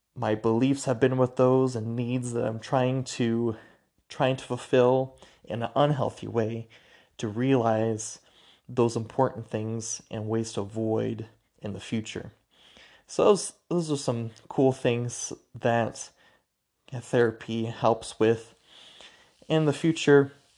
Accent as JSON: {"language": "English", "town": "Spokane", "region": "Washington", "country": "United States", "moved": "as an adult", "lives_now": "Logan, United States", "said": "I'm from Spokane, Washington. Currently live in Logan, Utah"}